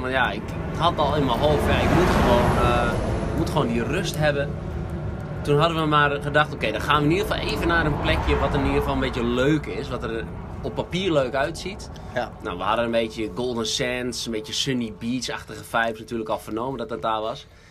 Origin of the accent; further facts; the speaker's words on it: Netherlands; ons als Hollanders.